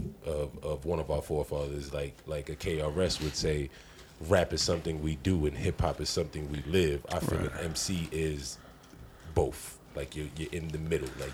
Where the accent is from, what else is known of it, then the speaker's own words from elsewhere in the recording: Colorado, United States; also born or lived in New York; I was born in New York, but I've been in Colorado more of my life than I have been in New York. So this is my home and the place that I grew up